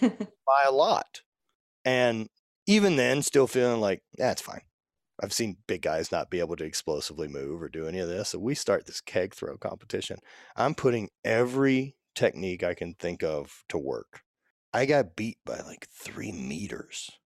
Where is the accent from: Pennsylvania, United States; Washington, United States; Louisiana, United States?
Louisiana, United States; growing up in the South and being in Louisiana and everything my entire life